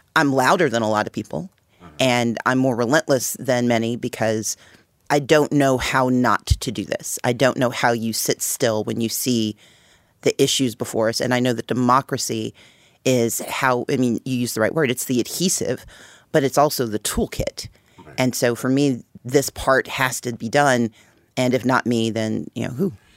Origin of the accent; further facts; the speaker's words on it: Mississippi, United States; moved away; also born or lived in Wisconsin / Georgia / Texas / Connecticut; I grew up in Mississippi. I came of age in Georgia.